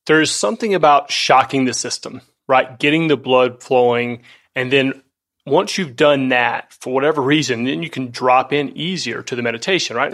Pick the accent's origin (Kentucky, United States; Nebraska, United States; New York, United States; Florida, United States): Florida, United States; North; moved away; also born or lived in California; I grew up in the South, and that was a critical part of my upbringing